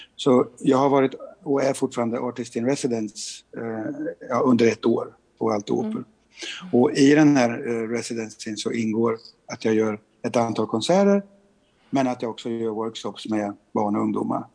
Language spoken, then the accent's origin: Swedish; Sweden; vi som svenskar